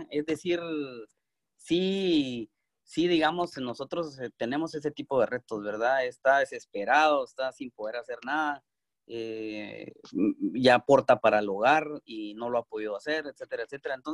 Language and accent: Spanish; Texas, United States; Yo vengo de Texas, Texas no es tan solidario eh, como California